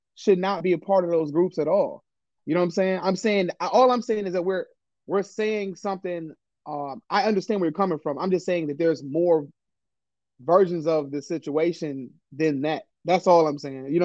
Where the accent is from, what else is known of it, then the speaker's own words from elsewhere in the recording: Detroit, Michigan, United States; experiences of growing up in Detroit